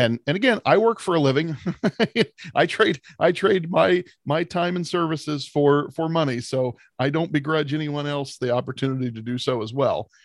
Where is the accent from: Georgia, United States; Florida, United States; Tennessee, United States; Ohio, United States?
Ohio, United States; we're from Ohio.